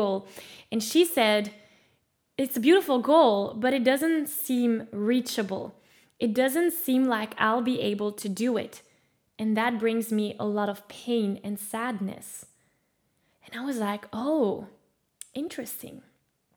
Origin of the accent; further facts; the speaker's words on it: Belgium; also born or lived in California; I was an exchange student in California, and I'm from Belgium.